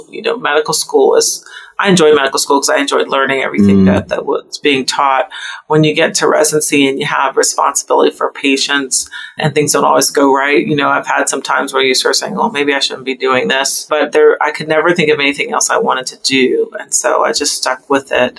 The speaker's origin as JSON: {"language": "English", "town": "Los Angeles", "region": "California", "country": "United States", "tie": "born or raised there", "moved": "yes", "lives_now": "North Carolina, United States", "said": "I grew up in Los Angeles."}